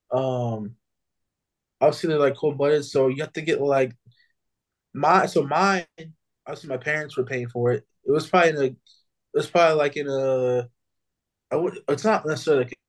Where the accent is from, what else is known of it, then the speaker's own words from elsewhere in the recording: New Mexico, United States; growing up in New Mexico